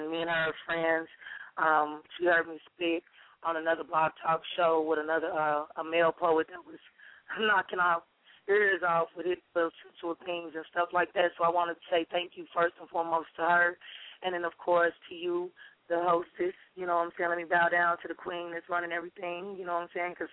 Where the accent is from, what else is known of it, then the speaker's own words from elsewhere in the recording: Sicily, Italy; also born or lived in Chicago; now in Dallas, United States; I grew up in I was born in Sicily